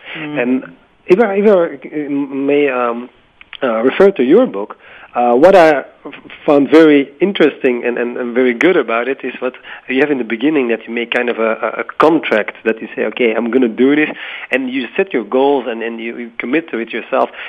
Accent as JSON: {"language": "English", "country": "Belgium", "said": "in Belgium, my home country"}